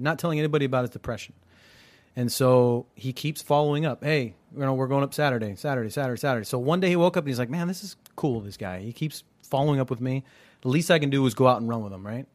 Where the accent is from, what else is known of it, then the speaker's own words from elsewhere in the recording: United States; I'm third generation born here